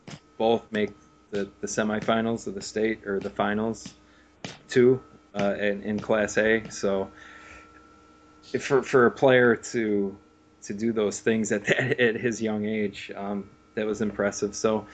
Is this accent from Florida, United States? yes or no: no; Rochester, New York, United States; And Ryan Callahan, the other Rochester guy